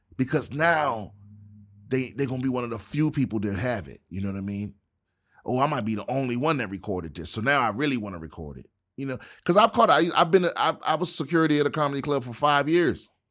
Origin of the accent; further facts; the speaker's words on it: Washington, District of Columbia, United States; my hometown, Washington, D C